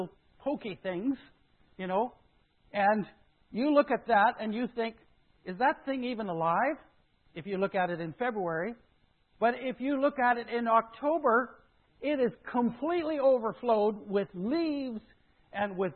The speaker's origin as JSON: {"language": "English", "region": "Saskatchewan", "country": "Canada", "tie": "born or raised there", "also_born_or_lived": "Modesto, California / Mill Valley, California", "moved": "yes", "said": "I grew up in Saskatchewan."}